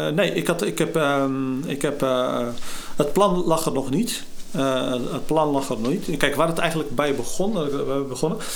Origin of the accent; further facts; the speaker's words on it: Gorinchem, South Holland, Netherlands; geboren en getogen in Gorkum, dan in de Haarwijk